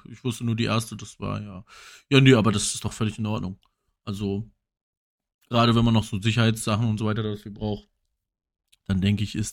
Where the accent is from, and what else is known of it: Berlin, Germany